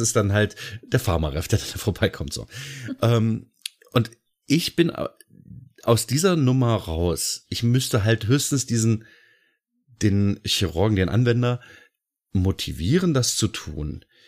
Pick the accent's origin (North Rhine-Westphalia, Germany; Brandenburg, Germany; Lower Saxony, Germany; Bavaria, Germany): Lower Saxony, Germany; bei uns in Niedersachsen, also beziehungsweise in der Gegend, in der ich wohne, hieß es ganz häufig, ja, ich arbeite bei VW